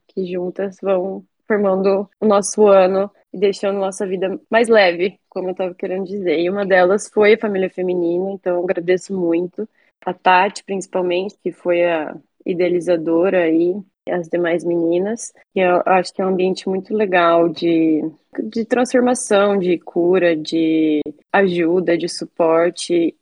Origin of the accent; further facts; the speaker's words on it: Cascavel, Paraná, Brazil; moved away as an adult; also born or lived in Stockholm, Sweden; Eu sou de Cascavel, Paraná, aqui no Brasil, nascida e criada.